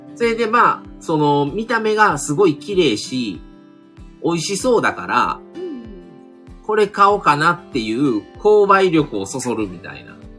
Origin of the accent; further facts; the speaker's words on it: Kobe, Hyogo, Japan; 僕の地元というか、僕らはまあ神戸